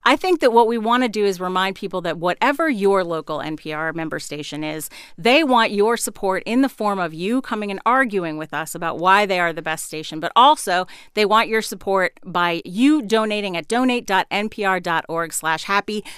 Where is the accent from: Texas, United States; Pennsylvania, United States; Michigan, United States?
Pennsylvania, United States; near Philadelphia; born or raised there; moved away; also born or lived in Minnesota / Portland, Oregon